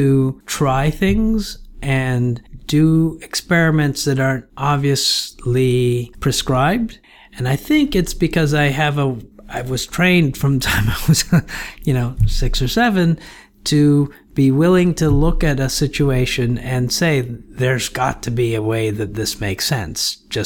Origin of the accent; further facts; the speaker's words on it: Toronto, Ontario, Canada; moved away as an adult; also born or lived in Guyana / Montreal, Canada; I joined my mother from the age of 7 in Toronto. So I grew up in Toronto, Canada.